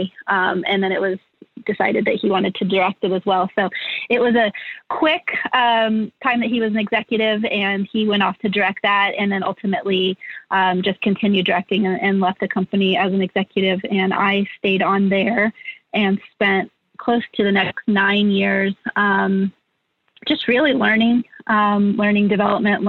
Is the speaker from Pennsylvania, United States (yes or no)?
no; Indiana, United States; moved away as an adult; also born or lived in Los Angeles, United States; I'm from the Midwest. I grew up and spent sort of the first half of my life in Indiana.